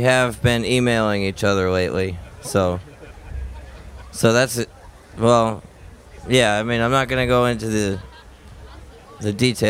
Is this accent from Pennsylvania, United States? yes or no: no; Rhode Island, United States; born or raised there